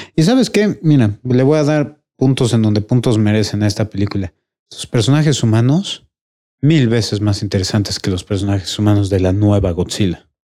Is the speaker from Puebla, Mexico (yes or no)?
yes; Puebla, Mexico; nací en Puebla